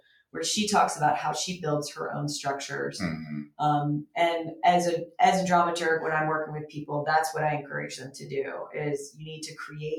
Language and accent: English; Atlanta, Georgia, United States; I'm Southern. I'm from Atlanta.